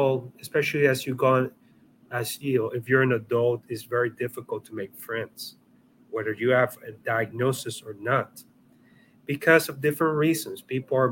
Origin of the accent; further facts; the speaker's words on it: Puerto Rico; I come from Puerto Rico